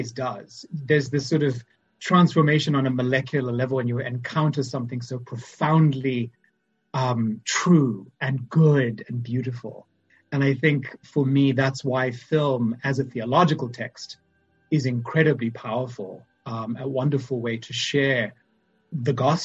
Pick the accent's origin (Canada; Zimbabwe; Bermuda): Zimbabwe; moved away as an adult; also born or lived in Boston; now in St. Paul, United States; as you can probably tell from my accent, I'm from Zimbabwe